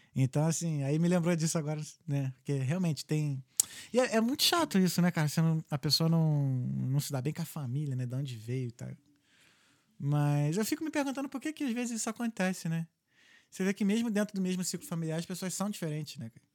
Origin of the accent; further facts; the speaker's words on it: Brazil; moved away; eu sou brasileiro